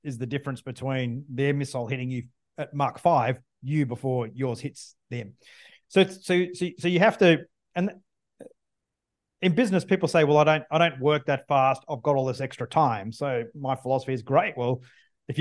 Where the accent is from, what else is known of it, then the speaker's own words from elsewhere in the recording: Australia; as an Australian fighter pilot